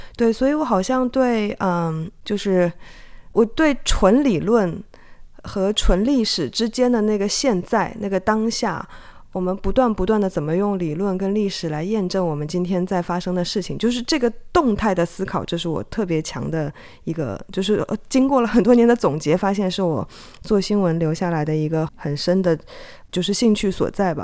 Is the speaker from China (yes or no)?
yes; China; moved away as an adult; also born or lived in Hong Kong; now in Taiwan; 因为我是从中国大陆出生长大，然后到香港念大学跟做记者嘛